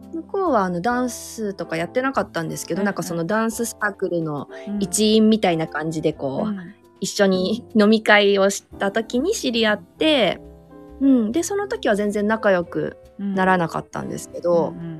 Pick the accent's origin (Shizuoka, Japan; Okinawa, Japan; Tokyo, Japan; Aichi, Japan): Aichi, Japan; moved away; also born or lived in Kyoto; 近くに私の実家があるのでその一室をちょっと使わせて今はもらってる